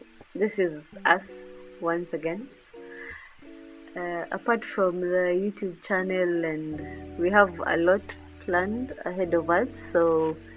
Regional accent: Kenya; I'm a Kenyan

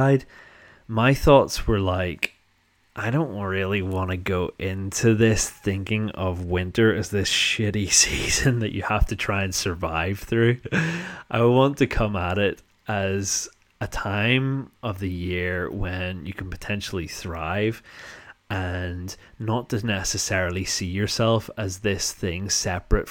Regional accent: North Down, Northern Ireland, United Kingdom; accent: posh North Down; I come from an area called North Down

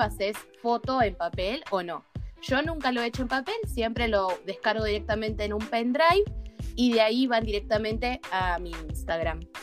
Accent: Ushuaia, Tierra del Fuego, Argentina; vivo, nací y me crié en Ushuaia

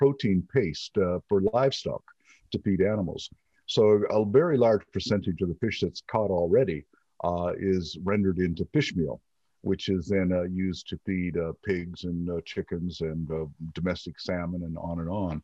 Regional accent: Eastern Canada, Canada; moved away; I was raised in a fishing village in eastern Canada

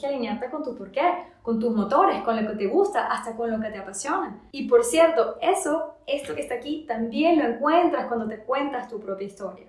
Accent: Venezuela; moved away as an adult; also born or lived in Paris, France; now in France; yo siempre quise regresar a Venezuela

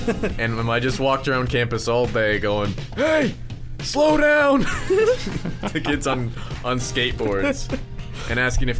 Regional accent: New England, United States; now in Florida, United States; I don't know if you can tell through my accent, but I'm from New England.

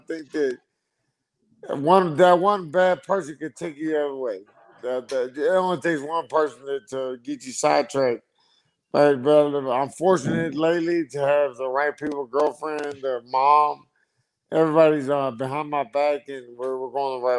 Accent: Fort Worth, Texas, United States; also born or lived in Lubbock, Texas / Austin, Texas; I was born in Lubbock, Texas. I moved to Fort Worth, Texas, by Dallas when I was like 7 years old

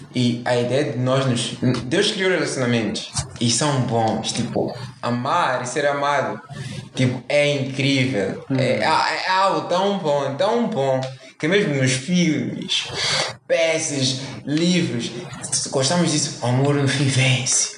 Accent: Mozambique; nós somos moçambicanos, para quem não sabe, Moçambique, somos africanos

